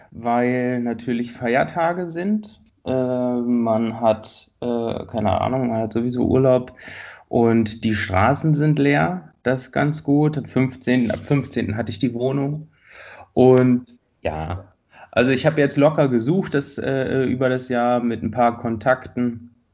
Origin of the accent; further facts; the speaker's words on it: Tempelhof, Berlin, Germany; also born or lived in Friedrichshain; Ursprünglich bin ich aus Tempelhof, also aufgewachsen.